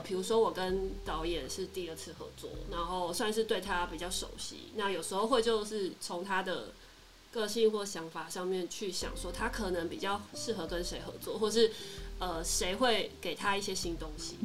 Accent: Taipei, Taiwan; moved away as an adult; also born or lived in Tainan; 我本身是台北人

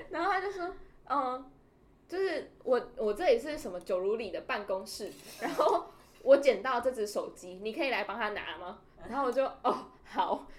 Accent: Taiwan; 我就是台湾人啊

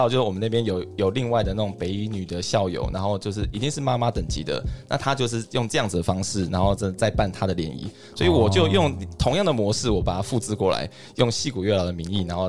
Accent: Taiwan; moved away as an adult; now in United States; 我在台湾读到研究所毕业，然后呢到竹科工作。

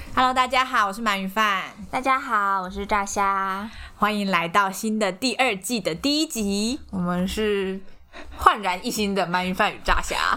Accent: Taiwan; 我们台湾人

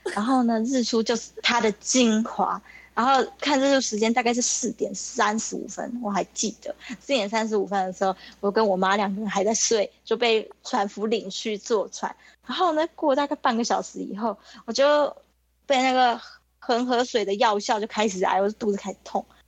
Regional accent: Taiwan; 我是台湾人

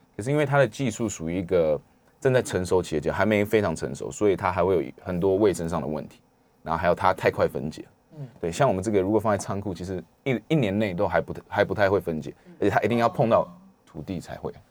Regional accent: Taiwan; 我来自台湾

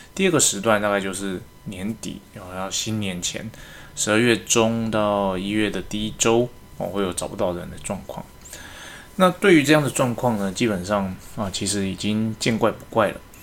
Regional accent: Taiwan; 我们是华人嘛，那我们台湾人

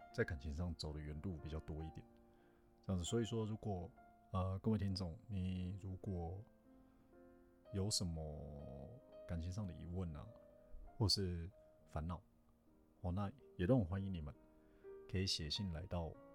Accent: Taiwan; first language Chinese; 比如说台湾人嘛，台湾人彼此传讯息，因为母，母语都是中文

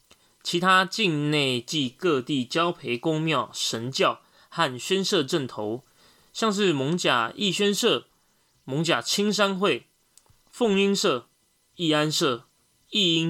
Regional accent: Taipei, Taiwan; 从小住在万华

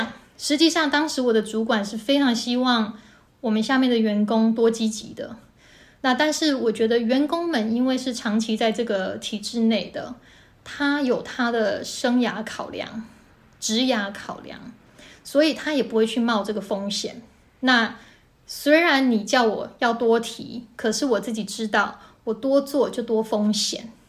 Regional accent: Kinmen County, Taiwan; moved away as an adult; also born or lived in Taoyuan / Taipei / New York; 我是金门出生长大的，然后在桃园念了四年的大学，后来在台北。

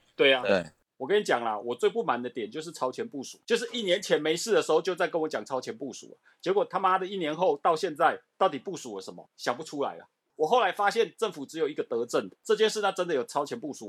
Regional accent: Taiwan; 我们台湾人民

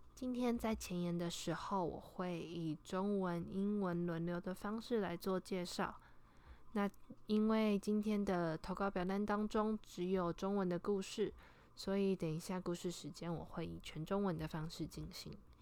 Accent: Taiwan; moved away as an adult; now in Hawaii, United States; 我从小在台湾长大

